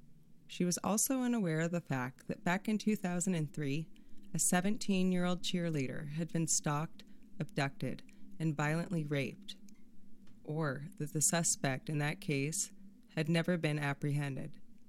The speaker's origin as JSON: {"language": "English", "town": "Sequim", "region": "Washington", "country": "United States", "tie": "born or raised there", "said": "I grew up in an area that feels similar to this part of Grays Harbor. As a teenager in the 90s, I roamed the streets of Squim at all hours"}